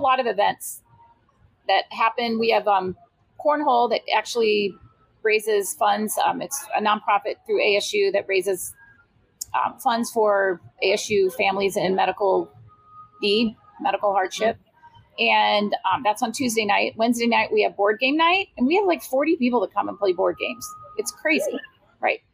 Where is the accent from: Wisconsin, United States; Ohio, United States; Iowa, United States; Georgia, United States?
Iowa, United States; moved away as an adult; also born or lived in California; now in Tempe, United States; my roots, I'm from Iowa